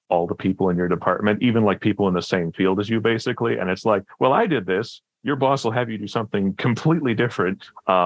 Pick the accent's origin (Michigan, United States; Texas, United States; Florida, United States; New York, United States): Michigan, United States; I'm from Michigan